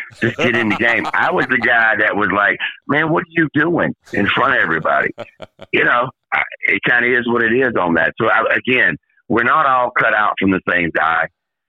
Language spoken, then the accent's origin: English; Richmond, Virginia, United States; I grew up in Richmond.